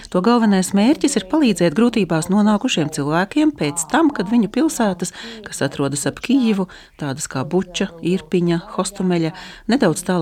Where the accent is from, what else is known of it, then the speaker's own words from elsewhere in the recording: Ukraine; es esmu Ukrainiete.